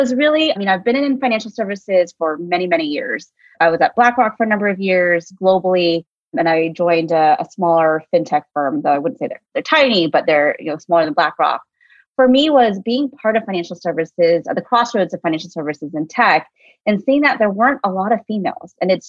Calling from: Oakland, California, United States; And I'm calling in from clear across the country in the Bay Area. So in Oakland, California, even though my background says I really want to be in New York.

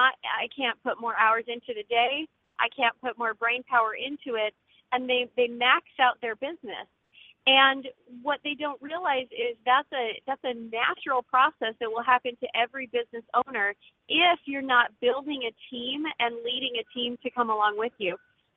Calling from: Northeast Georgia, United States; I'm calling from Northeast Georgia

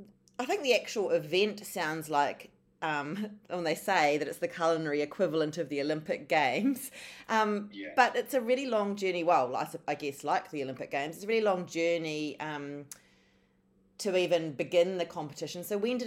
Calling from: Melbourne, Victoria, Australia; So I'm calling from Melbourne

